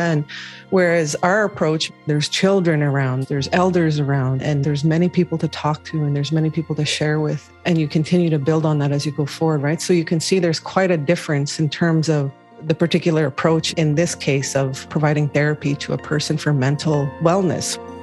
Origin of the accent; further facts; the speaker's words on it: Pine Creek First Nation, Treaty 4 territory, Manitoba, Canada; now in Winnipeg, Canada; I'm Anishinaabe. I'm from Treaty 4 territory, Pine Creek First Nation.